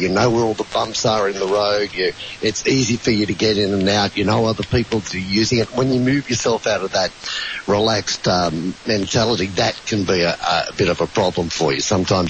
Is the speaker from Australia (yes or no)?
yes; Sydney, New South Wales, Australia; When I grew up in Maroubra